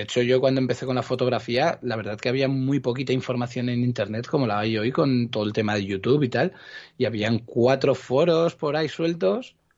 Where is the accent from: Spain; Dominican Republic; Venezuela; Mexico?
Spain; Cuenca, Castilla-La Mancha; also born or lived in Barcelona, Catalonia (Gràcia); Muy pequeñito, tenía unos ocho años o así, cuando me vine a vivir a Cuenca